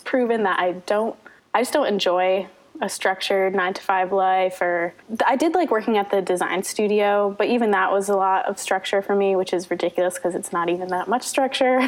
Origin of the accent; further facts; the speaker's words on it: Connecticut, United States; moved away as an adult; also born or lived in Boston / Australia; I grew up in Connecticut